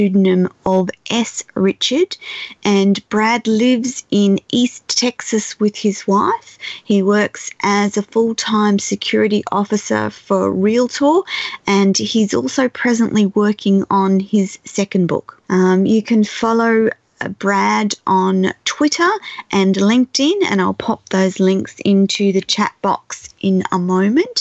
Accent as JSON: {"language": "English", "country": "Australia", "said": "I'm Australian"}